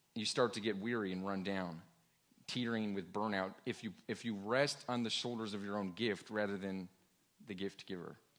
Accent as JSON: {"language": "English", "region": "Washington", "country": "United States", "tie": "born or raised there", "said": "I grew up in Washington State"}